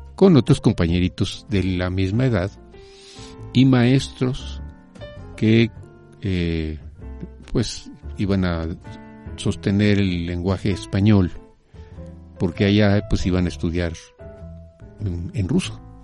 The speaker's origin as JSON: {"language": "Spanish", "country": "Mexico", "tie": "born or raised there", "said": "yo nací en México. Eh, soy hijo de un comunista español, eh, eh, refugiado"}